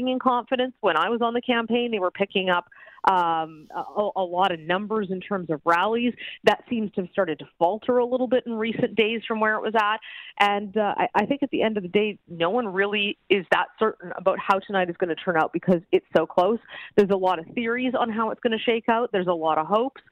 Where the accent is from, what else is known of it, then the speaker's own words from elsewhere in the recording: Alberta, Canada; moved away; I'm from Alberta originally